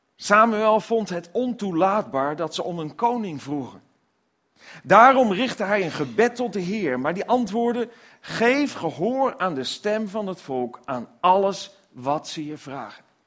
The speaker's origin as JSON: {"language": "Dutch", "country": "Netherlands", "said": "als Nederlanders"}